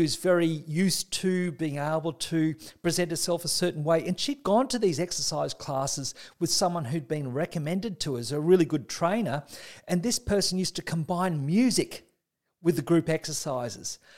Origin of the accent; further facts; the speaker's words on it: Australia; as an Australian